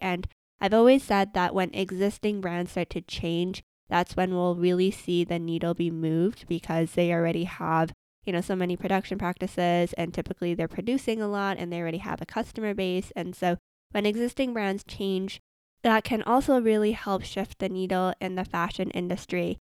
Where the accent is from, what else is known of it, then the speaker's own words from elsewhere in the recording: Vancouver, British Columbia, Canada; I'm from Vancouver, Canada